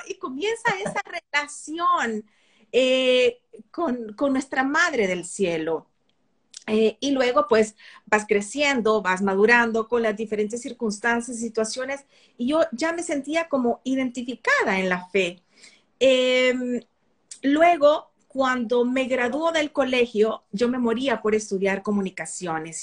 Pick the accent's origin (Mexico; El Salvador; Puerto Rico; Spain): El Salvador; Eso es lo que somos los salvadoreños